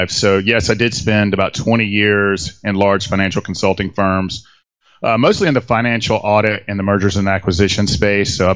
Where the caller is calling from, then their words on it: Atlanta, Georgia, United States; I'm actually about 50 miles outside of Atlanta, Georgia. I actually live in downtown Atlanta